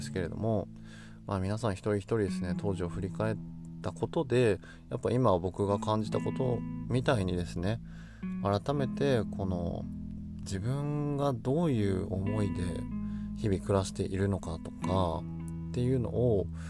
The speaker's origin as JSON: {"language": "Japanese", "region": "Yamagata", "country": "Japan", "tie": "born or raised there", "also_born_or_lived": "Kansai", "moved": "as an adult", "said": "僕は一度山形を出て関西で生活をした後で、えー、農家になる決意をしてまた地元へ帰ってきた"}